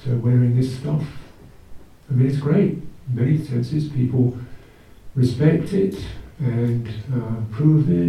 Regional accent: United Kingdom; I'm the British person

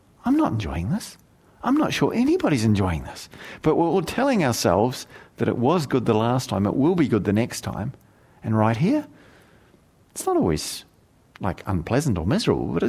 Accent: South Island, New Zealand; moved away; When I was a young man growing up in New Zealand and I have to now acknowledge was the rural backwater of the redneck South Island sort of region that I lived

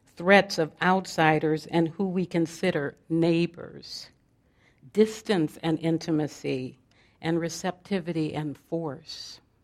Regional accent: Los Angeles, California, United States; I was born in South Central Los Angeles in the, in the heat of the civil rights and Black Panther movements

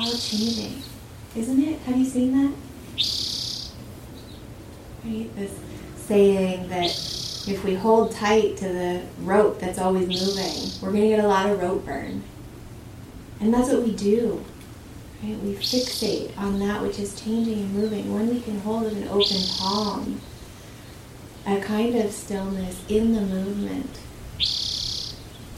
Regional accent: Southern Oregon, United States; I grew up in Southern Oregon, in the valley of the Rogue River

